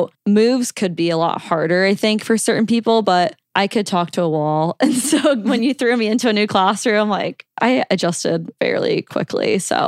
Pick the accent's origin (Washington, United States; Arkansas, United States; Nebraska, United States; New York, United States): Nebraska, United States; Omaha; also born or lived in Texas / Georgia; I mean, obviously I would definitely say I'm from Omaha. I don't really claim Texas or Georgia very much, but I think moving around as a child